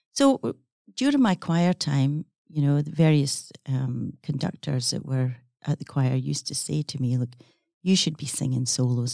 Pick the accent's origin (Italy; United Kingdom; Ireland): United Kingdom; Scotland; accent: Scottish; now in Perth, Australia; growing up in Scotland, it was a small village on the coast that I, um, was raised